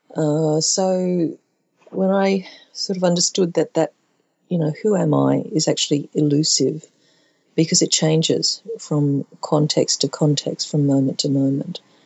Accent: Brisbane, Queensland, Australia; I'm Chinese Australian and born at a time of white Australia policy

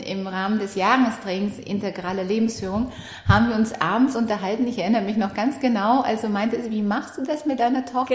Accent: Romania; now in Germany; ich komme aus Rumänien. Ich kam nach der Wende hier nach Deutschland, auch ohne meine Eltern

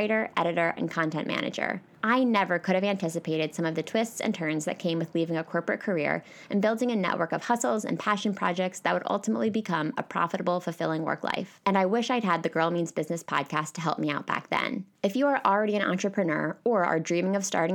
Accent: Pennsylvania, United States; now in New York, United States; I'm moving back to my home state of Pennsylvania in 3 days

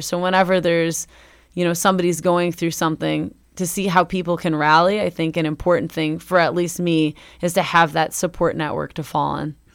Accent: Northwest Indiana, United States; now in Bloomington, United States; Northwest Indiana. in my hometown

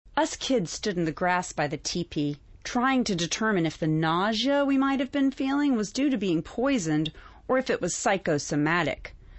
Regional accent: North Carolina, United States; Growing up in North Carolina, growing on, up on the farm

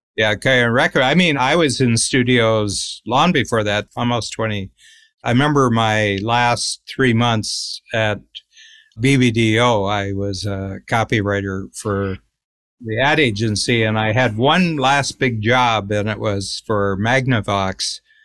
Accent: Cleveland, Ohio, United States; I grew up near Cleveland

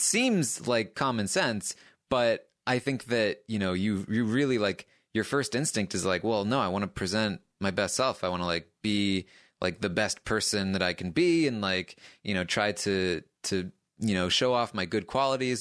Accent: Maine, United States; I, I grew up in, in a small town in Maine

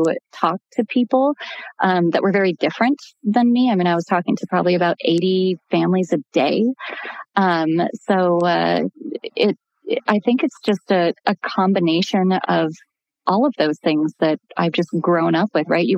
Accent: Burbank, California, United States; I grew up in Burbank.

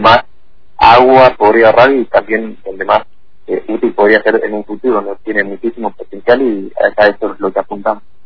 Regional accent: Tucumán, Argentina; moved away as an adult; now in Fernández Oro, Argentina; Y nací ahí en Tucumán, ahí hice mi primaria y secundaria y bueno, a fines de 2015 me mudé acá a Fernández Torres

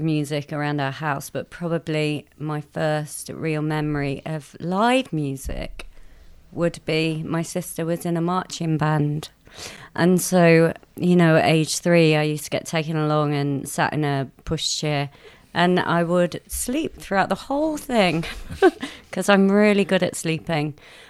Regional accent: Mansfield, East Midlands, United Kingdom; I grew up in a small coal mining town in Nottinghamshire, a place called Mansfield.

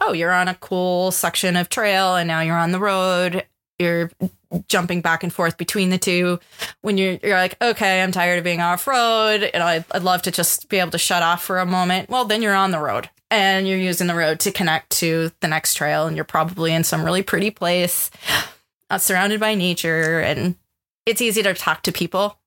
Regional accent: United States; being an American

